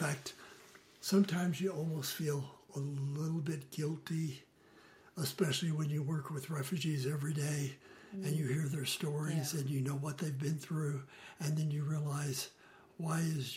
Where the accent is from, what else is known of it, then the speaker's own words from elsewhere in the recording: San Antonio, Texas, United States; moved away as an adult; also born or lived in Maryland; now in Utah, United States; I grew up in San Antonio, Texas, actually a suburb called Alamo Heights